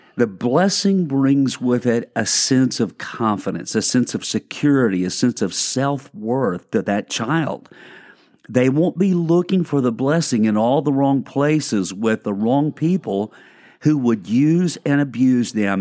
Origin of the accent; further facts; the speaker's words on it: Arkansas, United States; now in Lakeland, United States; I'm from Arkansas